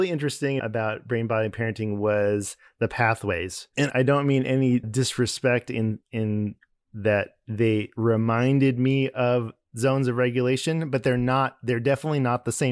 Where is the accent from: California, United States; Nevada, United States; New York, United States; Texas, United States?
California, United States; Arcadia; now in Atlanta, United States; I grew up in Arcadia. I went to Arcadia Christian School, which is actually on Santa Anita.